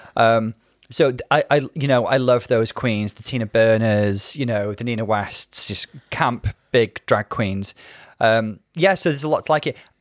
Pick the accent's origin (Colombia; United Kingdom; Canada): United Kingdom; growing up in British kind of culture